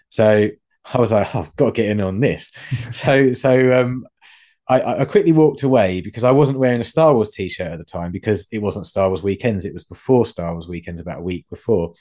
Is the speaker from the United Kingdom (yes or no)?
yes; England, United Kingdom; being English